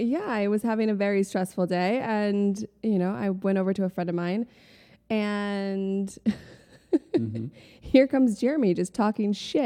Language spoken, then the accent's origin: English; Chicago, Illinois, United States; also born or lived in New Haven, Connecticut; I am from Chicago. Mm-hmm. Just outside of Chicago, to be specific. Grew up out there. I was actually born on the East Coast, though. So I was born in New Haven, Connecticut.